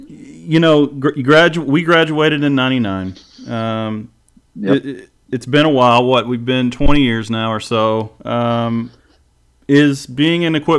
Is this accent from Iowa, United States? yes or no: no; Live Oak, Florida, United States; I'd worked pretty much every job you could work in town, the big city of Live Oak.